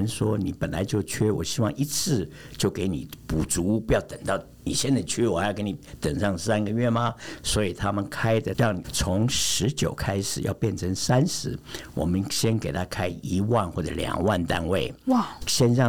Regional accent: Germany; 我是来自德国的

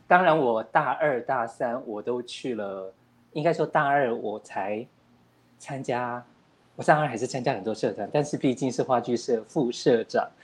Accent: Taipei, Taiwan; 我是一个台北人哦

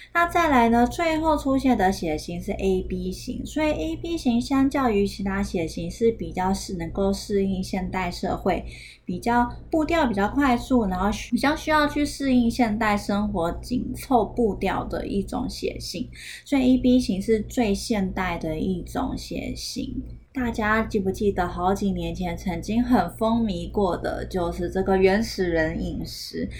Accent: Taiwan; 不然我们台湾人应该普遍上来说是天生都没有乳糖的酵素的

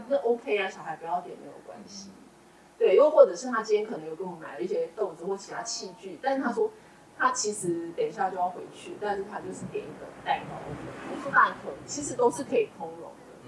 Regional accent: Yuanlin, Changhua County, Taiwan; 我从小在园里长大

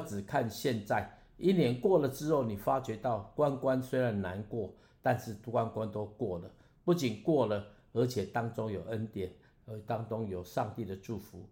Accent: Taiwan; 我是台湾人，我会讲台湾话

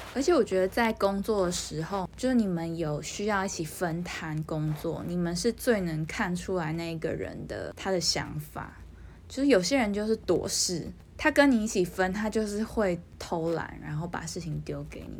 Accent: Taiwan; 身为一个台湾人

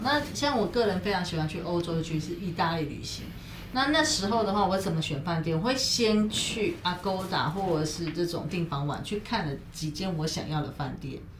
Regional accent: Taiwan; 身为台湾人的，我们

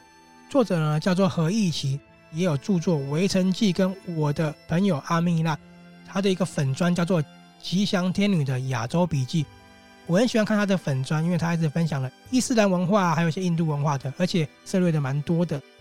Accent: Taiwan; 有没有觉得我们生在这片土地是非常美好的？我们生在这个国家是非常非常值得骄傲的。

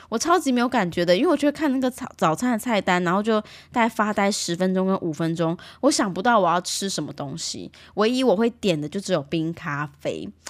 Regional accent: Taiwan; 我以前小时候是在眷村长大

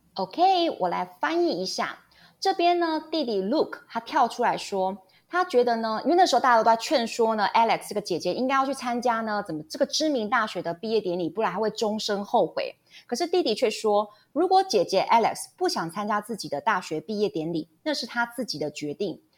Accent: Taiwan; 我们台湾人

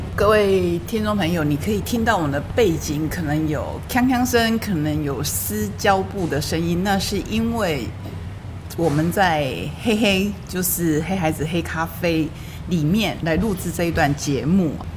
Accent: Taitung County, Taiwan; 很多我们台东人

